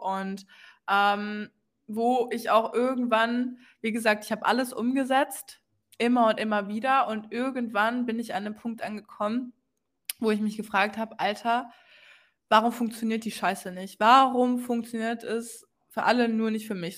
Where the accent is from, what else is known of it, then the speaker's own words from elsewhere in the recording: Hamburg, Germany; Ich komme aus der Nähe von Hamburg. Ähm, bezeichne mich gerne aber trotzdem immer als gebürtige Hamburgerin.